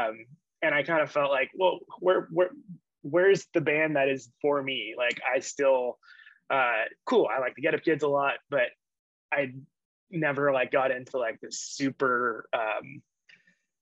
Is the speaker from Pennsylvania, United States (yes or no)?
no; Yorba Linda, California, United States; I grew up in Yorba Linda, which is like, is adjacent to Anaheim, so my high school was in Anaheim